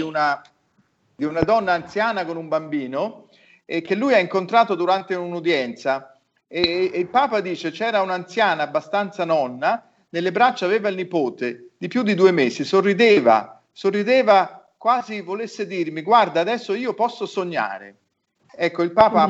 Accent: Florence, Tuscany, Italy; nella mia città di origine, a Firenze

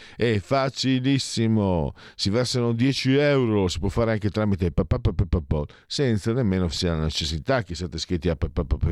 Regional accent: Triveneto, Italy; Io vengo dal Triveneto e dalle mie parti era pieno di aziende che lavoravano per la Germania

